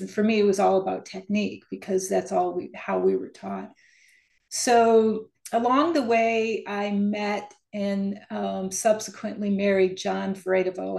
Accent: Upper Peninsula of Michigan, United States; moved away as an adult; also born or lived in Detroit, Michigan; now in East Lansing, United States; I was born in Detroit and raised in the Upper Peninsula of Michigan. So I've pretty much been a Michigander my whole life

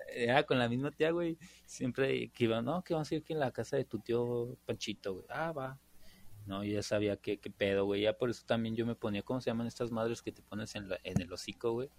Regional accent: Mexico; como buenos mexicanos que somos

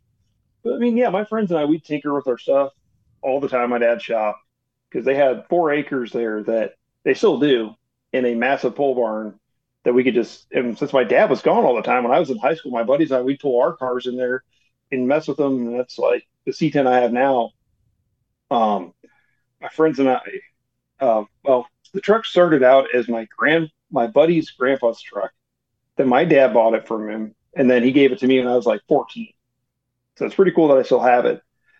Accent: Ohio, United States; now in Faith, North Carolina, United States; I grew up in a small town in Ohio, but there is one cool thing about my hometown in Ohio

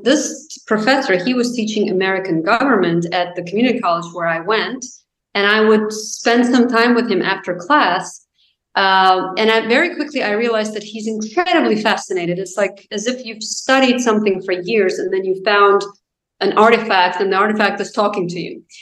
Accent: Azerbaijan; English is a second language; moved away as an adult; also born or lived in Chicago, United States / Washington, United States; now in United States; I'm from Azerbaijan

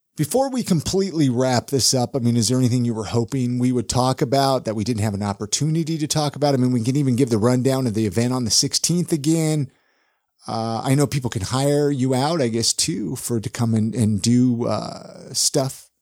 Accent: California, United States; moved away; I grew up in California

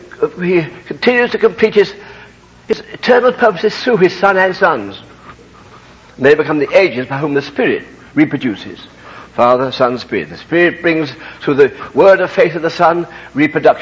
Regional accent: United Kingdom; I can't help being British.

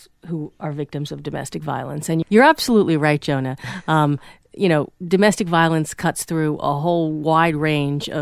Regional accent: New York area, United States; also born or lived in Boston; now in Hudson Valley, United States; I'm originally from the New York area

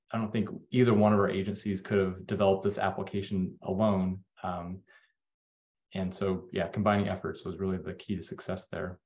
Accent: Las Vegas, Nevada, United States; moved away; I, grew up in Las Vegas

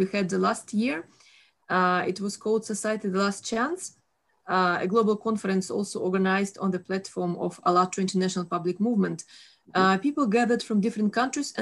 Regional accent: Russia; I'm from Russia, and it was 10 years old when I first tasted a banana

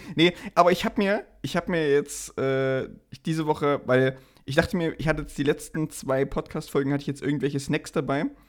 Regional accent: Saxony, Germany

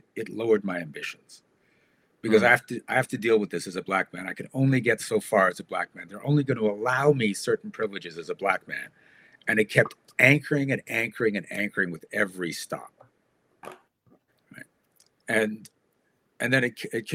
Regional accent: Canada; I'm from Canada.

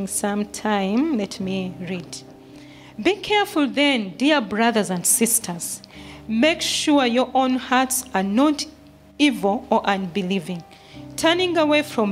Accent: Uganda; now in Kenya; I'm from Uganda, but now I'm a Kenyan.

